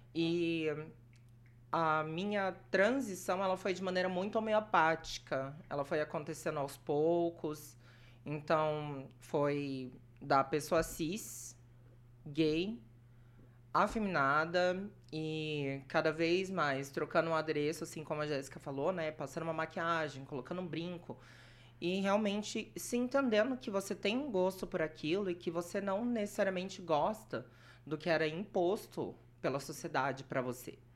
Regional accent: Brazil; moved away as an adult; now in Maringá, Brazil; eu nasci em Morama, cresci lá até os meus 18 e eu vim para Maringá por conta da faculdade

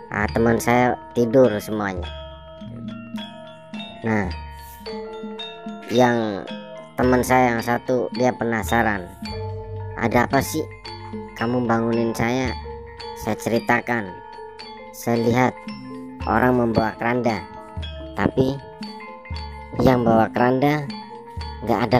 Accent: Brebes, Central Java, Indonesia; setelah itu saya balik ke kampung saya di Brebes.

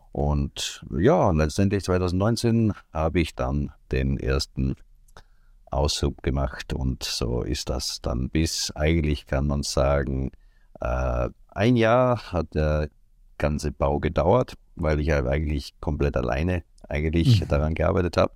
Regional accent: Seiersberg, Styria, Austria; Ich komme aus Österreich, aus der Steiermark, ganz genau am mhm. Rande mhm. von Graz, genau genommen in Seiersberg heißt die Ortschaft, wo ich wohne, seit meiner Geburt

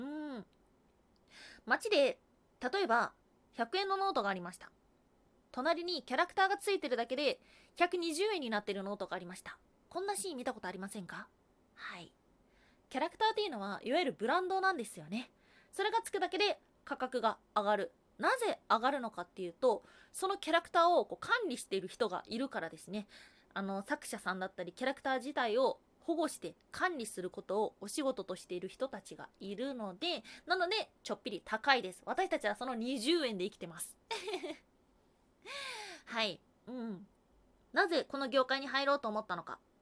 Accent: Kansai, Hyogo, Japan; moved away as an adult; now in Tokyo, Japan; 関西、兵庫県出身です

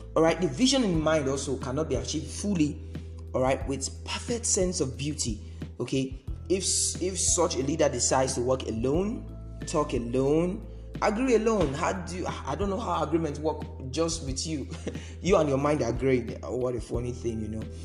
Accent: Nigeria; we are in Nigeria and we are from Nigeria

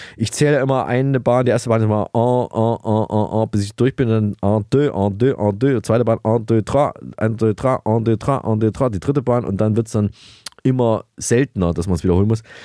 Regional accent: Thuringia, Germany; ihre und auch meine Heimat, Thüringen

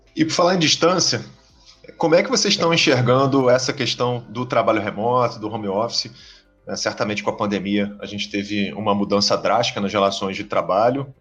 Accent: Rio de Janeiro, Brazil; Pelo meu sotaque, todo mundo sabe que eu sou aqui do Rio de Janeiro

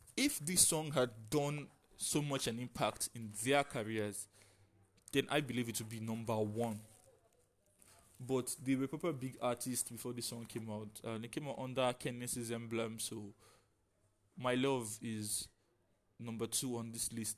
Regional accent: Nigeria; As a Nigerian

